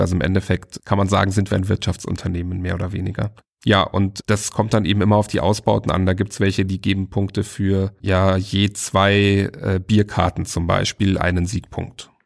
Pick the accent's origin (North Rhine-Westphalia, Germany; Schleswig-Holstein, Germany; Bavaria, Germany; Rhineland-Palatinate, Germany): Bavaria, Germany; aus Bayern ausgebürgert werde ich vielleicht trotzdem